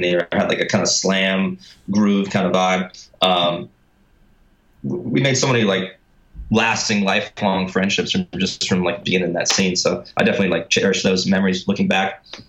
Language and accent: English; Boston, Massachusetts, United States; I'm actually from Boston